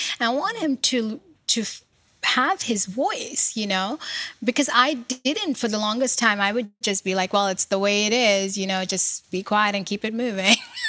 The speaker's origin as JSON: {"language": "English", "region": "New York", "country": "United States", "said": "I've lived in this country for 30 years. I'm from New York."}